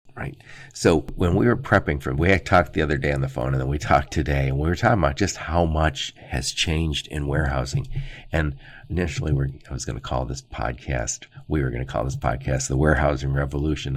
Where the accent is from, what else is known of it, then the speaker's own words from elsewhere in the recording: Dearborn, Michigan, United States; I grew up in Dearborn, Michigan, right outside Detroit.